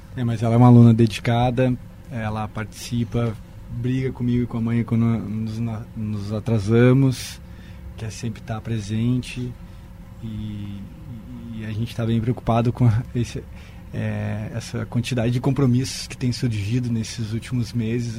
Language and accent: Portuguese; Santa Maria, Rio Grande do Sul, Brazil; moved away; Eu morava no interior do Rio Grande do Sul, sou de Santa Maria.